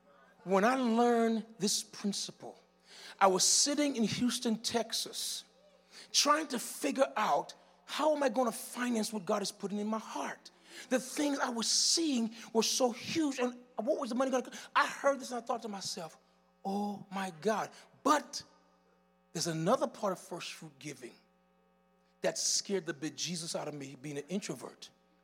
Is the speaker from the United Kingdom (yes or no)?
no; U.S. Virgin Islands; now in -; My testimony is like this. I came from the Virgin Islands, rogue and rebellious. Went to Miami and found myself on the street homeless.